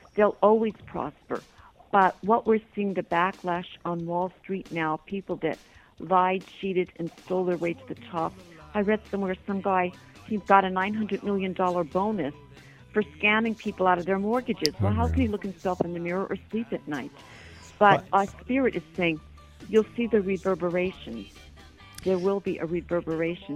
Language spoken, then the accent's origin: English; United States; now in Toronto, Canada; I am an American.